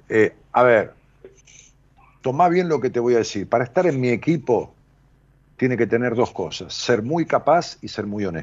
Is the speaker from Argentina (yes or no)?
yes; San Pedro, Argentina; De San Pedro.